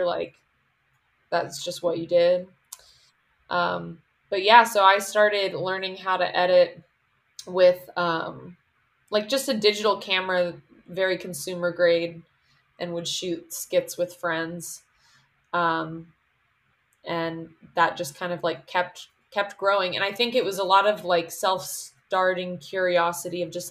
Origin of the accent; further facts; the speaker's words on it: Putnam County, West Virginia, United States; moved away as an adult; now in Los Angeles, United States; growing up in Putnam County and knowing I wanted to be a filmmaker